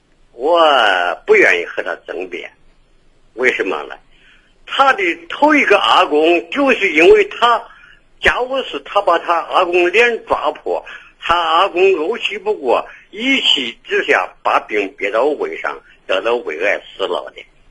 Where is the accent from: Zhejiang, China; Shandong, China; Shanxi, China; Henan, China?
Henan, China; accent: Henan dialect; 我原籍是河南人。